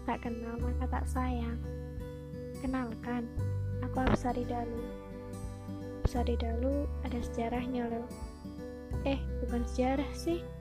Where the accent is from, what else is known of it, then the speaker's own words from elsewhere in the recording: Java, Indonesia; Karena aku Jawa Tulung, jadi aku tahu lah.